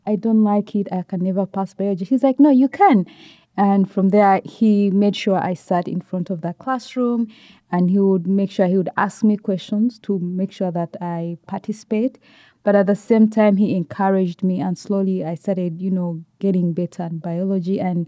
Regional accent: Kampala, Central Region, Uganda; I live in Uganda and I grew up in Kampala.

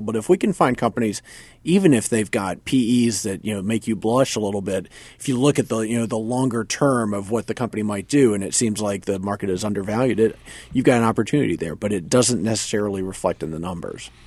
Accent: North Carolina, United States; moved away; I grew up in North Carolina

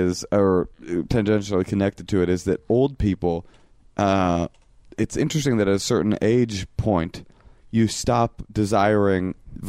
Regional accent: California, United States; because I grew up in California.

